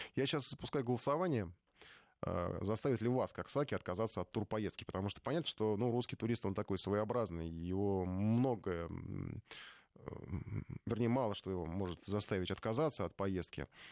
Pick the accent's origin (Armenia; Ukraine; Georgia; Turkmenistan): Ukraine; now in Moscow, Russia; я сам с Украины, за рубежом на русском языке говорю, живу в Москве